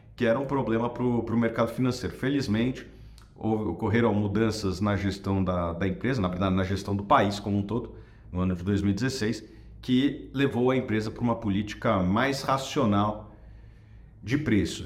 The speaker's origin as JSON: {"language": "Portuguese", "country": "Brazil", "said": "como brasileiro"}